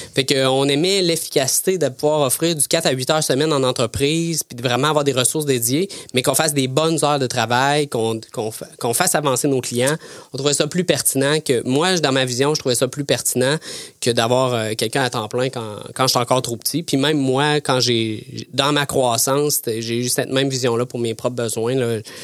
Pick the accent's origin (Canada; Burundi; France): Canada; Thetford Mines, Quebec; also born or lived in Sherbrooke, Quebec; je viens de Tettermines, euh, une région, euh, une petite région, euh, près de la Beauce. Euh, j'ai fait, euh, j'ai fait mon école à Tetford